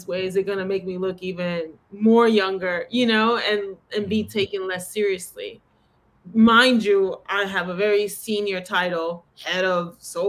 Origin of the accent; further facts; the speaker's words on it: New York City, New York, United States; accent: Bronx accent; I come from that culture. I grew up in the Bronx